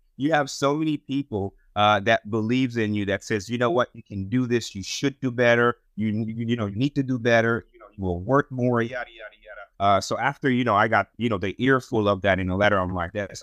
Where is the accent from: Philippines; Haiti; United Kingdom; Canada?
Haiti; now in United States; I'm from Haiti